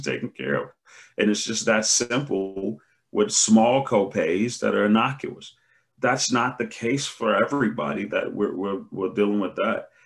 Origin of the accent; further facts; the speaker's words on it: United States; We as an American people